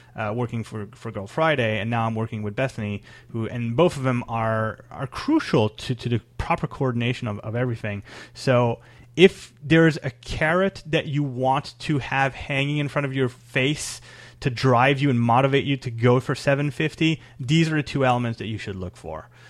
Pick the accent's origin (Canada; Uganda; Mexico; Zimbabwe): Canada; I'm Canadian